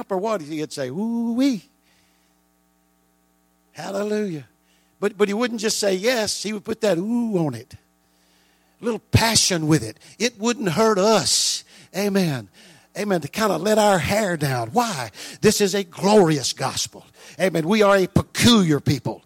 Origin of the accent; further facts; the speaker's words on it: not too far from New Orleans, the South, United States; we grew up in the South and not too far from New Orleans.